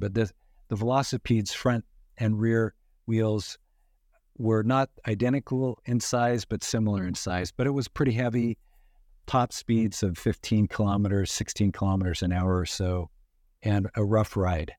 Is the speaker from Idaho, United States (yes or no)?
yes; western Idaho, United States; grew up in, in, uh, western Idaho